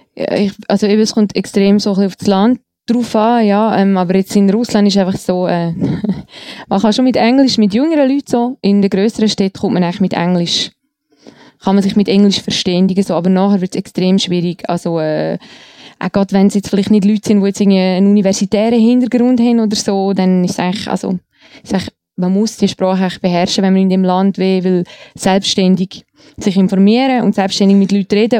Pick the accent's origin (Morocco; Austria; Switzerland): Switzerland; Eastern Switzerland; Ich komme aus einem alten Eigenossen Untertanengebiet in der Ostschweiz.